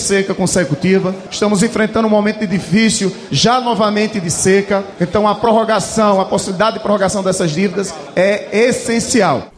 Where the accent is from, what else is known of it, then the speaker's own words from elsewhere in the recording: Northeast Region, Brazil; Nós que somos do Nordeste, que somos agricultores